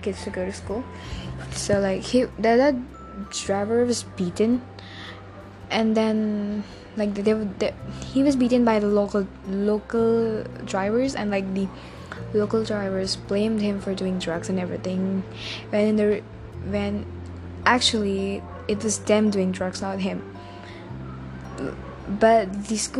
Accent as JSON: {"language": "English", "country": "India"}